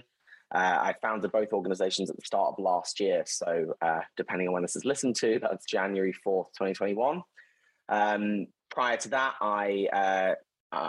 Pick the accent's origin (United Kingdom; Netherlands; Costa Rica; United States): United Kingdom; London; also born or lived in Borneo; I grew up in North London.